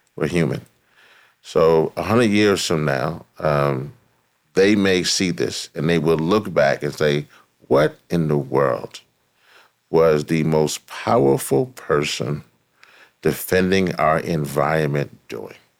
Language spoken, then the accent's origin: English; Louisiana, United States; Louisiana. Yeah. Is my home state